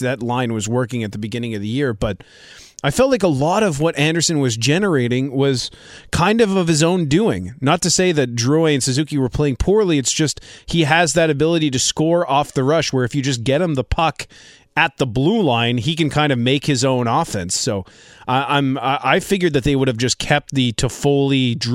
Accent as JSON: {"language": "English", "town": "Montreal", "region": "Quebec", "country": "Canada", "said": "I'm from Pierrefonds Comprehensive High School"}